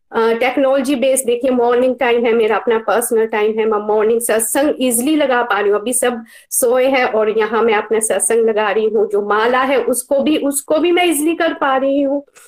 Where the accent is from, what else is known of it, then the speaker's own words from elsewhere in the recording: Himachal Pradesh, India; now in Ludhiana, India; लुधियाना से basically uh, मैं हिमाचल प्रदेश से हूँ